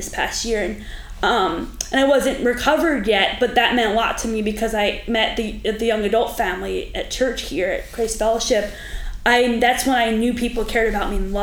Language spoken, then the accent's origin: English; Pennsylvania, United States; moved away as an adult; also born or lived in Arizona; now in Florida, United States; I'm from Pennsylvania. I was there for my whole life